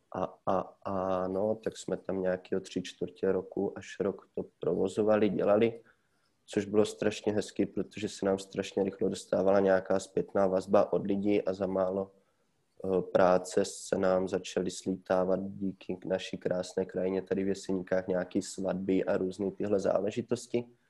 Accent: Ruda nad Moravou, Olomouc Region, Czechia; also born or lived in Prague; do naší domoviny, do Rudy, odkud pocházím

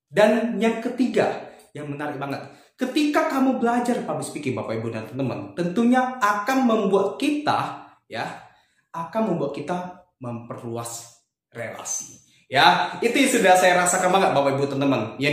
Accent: Batam, Riau Islands, Indonesia; Kebetulan asal saya dari kota Batam

